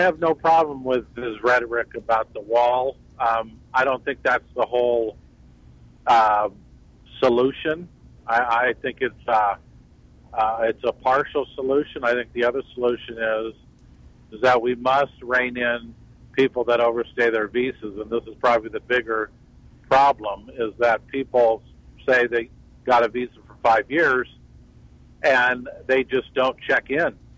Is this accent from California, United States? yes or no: yes; Orange County, California, United States; now in Arizona, United States; I grew up in Orange County, so I grew up near San Diego and uh, another really border state, of course, in uh, California